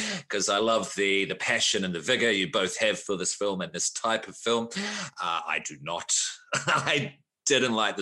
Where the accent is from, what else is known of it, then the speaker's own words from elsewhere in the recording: Australia; I'm Australian